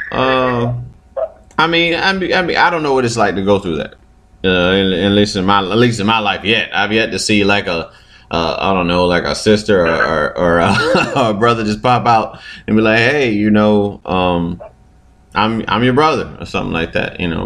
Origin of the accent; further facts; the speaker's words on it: Chesapeake, Virginia, United States; growing up in Virginia